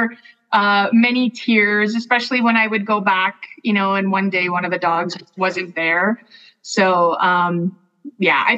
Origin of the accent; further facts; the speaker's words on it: Niagara region, Ontario, Canada; I was born in Niagara on the Lake, grew up in the Niagara region.